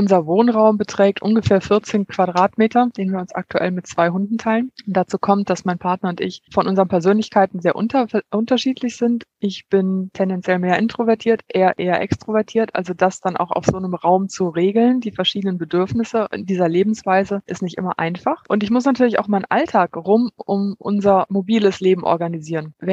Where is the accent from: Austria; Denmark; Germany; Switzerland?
Germany; Kerpen, North Rhine-Westphalia; moved away as an adult; now in Greece; Also zwischen Kerpen, wo ich aufgewachsen bin, und dann dem Sprung, wo ich nach Griechenland gegangen bin.